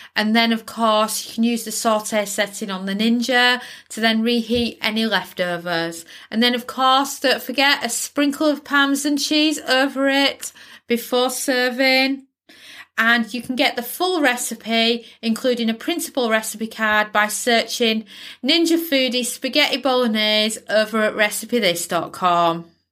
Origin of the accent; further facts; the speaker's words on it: United Kingdom; as a Brit